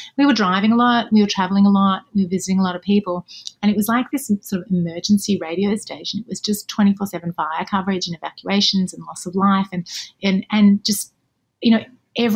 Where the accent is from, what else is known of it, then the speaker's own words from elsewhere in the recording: Melbourne, Victoria, Australia; moved away as an adult; now in Los Angeles, United States; I lived for 34 years in Melbourne, where I'm from.